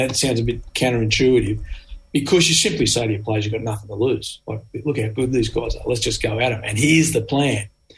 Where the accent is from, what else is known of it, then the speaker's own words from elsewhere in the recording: Australia; as an Australian, I played a lot of rugby in hot weather